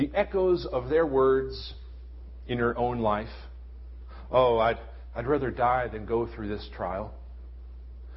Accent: United States; as American Christians in 2011

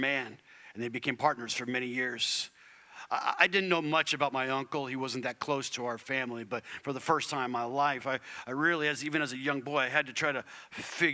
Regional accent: Arizona, United States; I was raised in Arizona

